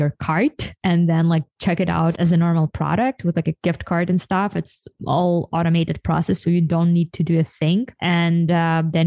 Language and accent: English; Ukraine; now in United States; I'm from Ukraine